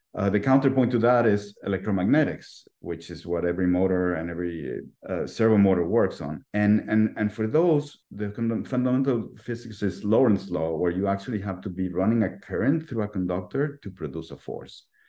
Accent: Mexico City, Mexico; I was born and raised in Mexico City

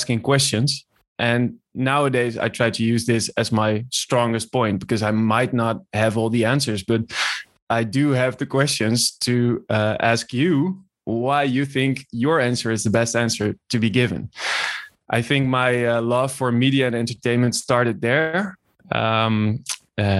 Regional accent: Nieuwegein, Utrecht, Netherlands; moved away as an adult; I was born in Nieuwegein in 1991, and I grew up there.

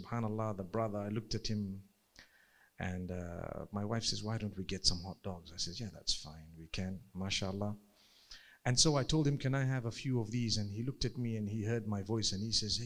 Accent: Zimbabwe; I come from Zimbabwe

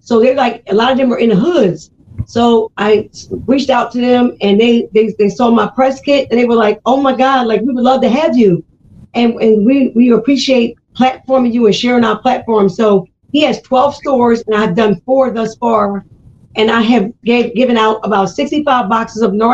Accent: Philadelphia, Pennsylvania, United States; now in New Jersey, United States; I grew up in Philadelphia

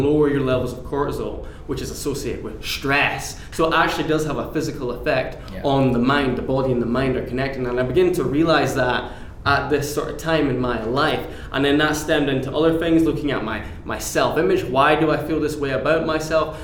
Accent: Aberdeen, Scotland, United Kingdom; now in Glasgow, United Kingdom; I'm originally from Aberdeen, but I'm based now in Glasgow, Scotland's

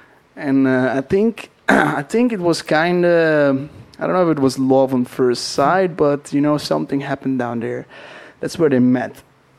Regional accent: Netherlands; first language Dutch; English is a second language; moved away as an adult; also born or lived in Australia / Queenstown, New Zealand; So I am from the Netherlands, from a tiny little place.

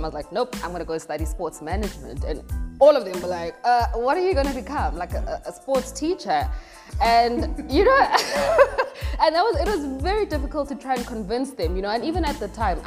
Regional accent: Soweto, Gauteng, South Africa; a young lady born and bred in Deep Kloof, Soweto. That's where I've lived all my life

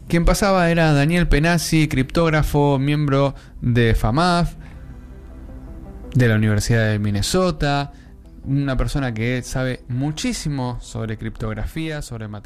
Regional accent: Argentina; Sí, somos Argentina.

